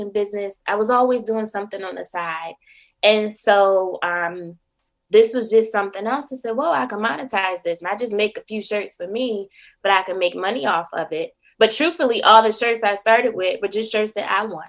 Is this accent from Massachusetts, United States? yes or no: no; Buffalo, New York, United States; moved away as an adult; also born or lived in Syracuse, New York / Washington, District of Columbia, United States / Prince George's County, Maryland; now in Philadelphia, United States; I'm originally from Buffalo, New York